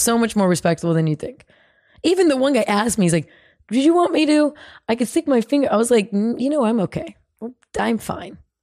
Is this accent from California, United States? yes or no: yes; California, United States; from California.